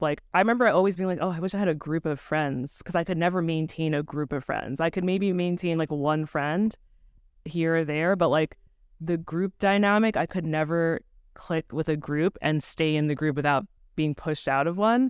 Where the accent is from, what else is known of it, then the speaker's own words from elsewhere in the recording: Long Island, New York, United States; I grew up on Long Island in a really, like, ninety-eight percent white neighborhood